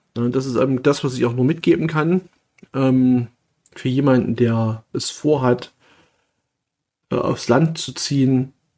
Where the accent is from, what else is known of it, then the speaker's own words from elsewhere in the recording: Saxony, Germany; moved away; dass ich ursprünglich hier aus der Nähe komme